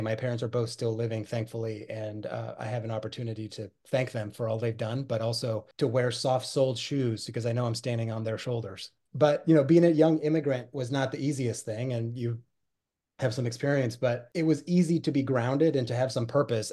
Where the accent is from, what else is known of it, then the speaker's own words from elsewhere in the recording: Pacific Northwest, United States; also born or lived in Buenos Aires, Argentina; I was born in Buenos Aires, Argentina, and, uh, was born and raised there. My family moved to the United States, uh, in search of that, that elusive American dream, uh, when I was nine years old, and we settled in the Pacific Northwest